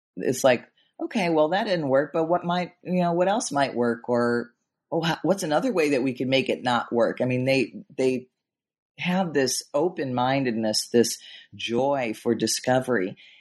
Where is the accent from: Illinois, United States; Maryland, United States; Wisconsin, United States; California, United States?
Illinois, United States; Chicago; I grew up in in Chicago in the Midwest